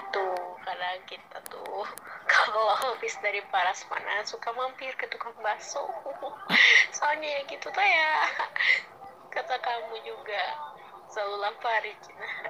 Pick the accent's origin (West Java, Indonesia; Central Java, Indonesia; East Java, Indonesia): West Java, Indonesia; Cihampelas; dari Ciamplas